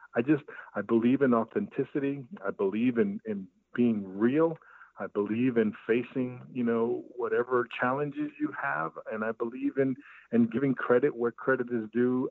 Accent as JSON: {"language": "English", "town": "New York City", "region": "New York", "country": "United States", "tie": "born or raised there", "said": "I grew up in Brooklyn, New York uh, in East New York, part of Brooklyn"}